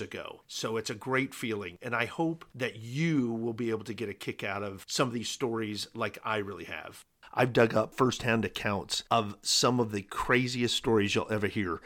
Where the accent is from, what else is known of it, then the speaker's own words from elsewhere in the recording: Southwest, United States; I was born in the Southwest